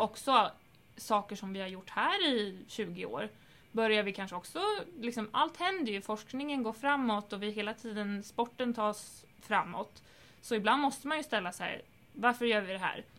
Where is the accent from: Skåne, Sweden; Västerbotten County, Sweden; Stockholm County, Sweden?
Stockholm County, Sweden; Stockholm; den ridskolan som jag är uppvuxen på i Stockholm